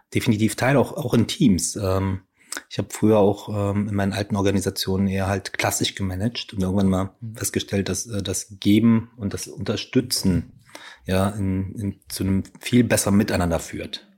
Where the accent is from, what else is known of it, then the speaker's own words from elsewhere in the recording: Ruhr area, North Rhine-Westphalia, Germany; ich bin ja auch im Ruhrgebiet groß geworden